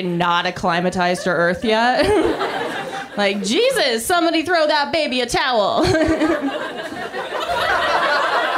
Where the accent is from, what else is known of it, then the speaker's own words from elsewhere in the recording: Canada; now in United States; I'm Canadian